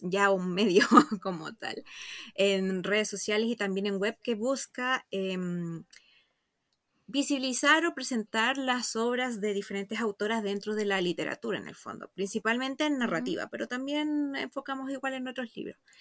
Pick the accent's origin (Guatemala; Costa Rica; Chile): Chile; Santiago, Santiago Metropolitan Region; Yo soy de Santiago, estoy aquí